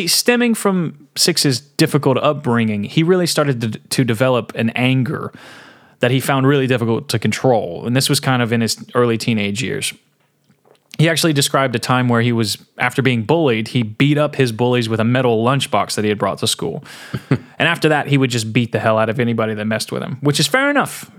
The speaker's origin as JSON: {"language": "English", "town": "Portland", "region": "Tennessee", "country": "United States", "tie": "born or raised there", "said": "there was meth galore in my hometown. Really? Portland, Tennessee."}